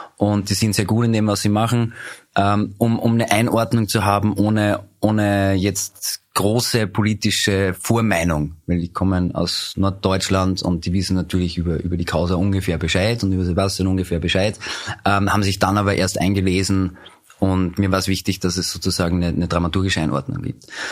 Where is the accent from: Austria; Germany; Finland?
Austria; Upper Austria; moved away as an adult; now in Vienna, Austria; ich komme ursprünglich aus Oberösterreich, lebe seit 19 Jahren aber in Wien, bin nach dem Zivildienst nach Wien gezogen